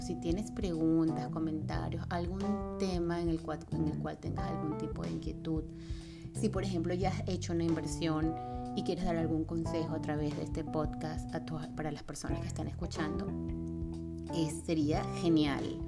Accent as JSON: {"language": "Spanish", "town": "Caracas", "region": "Capital District", "country": "Venezuela", "tie": "born or raised there", "also_born_or_lived": "Mexico", "moved": "as an adult", "lives_now": "Florida, United States", "said": "soy venezolana, nací en Venezuela, soy caraqueña, nací en Caracas"}